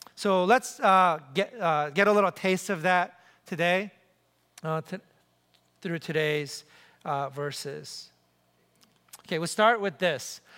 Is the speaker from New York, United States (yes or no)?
yes; New York City, New York, United States; I'm from New York City.